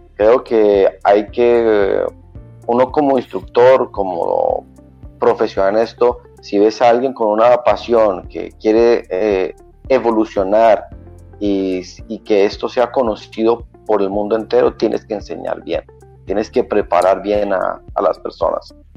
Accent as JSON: {"language": "Spanish", "country": "Colombia", "tie": "born or raised there", "also_born_or_lived": "Cartagena, Colombia", "said": "soy colombiano, nací en la ciudad de em, Cartagena, Colombia, una ciudad a las orillas del eh, Mar Caribe. Luego nos, fuimos para la ciudad de em, Bogotá"}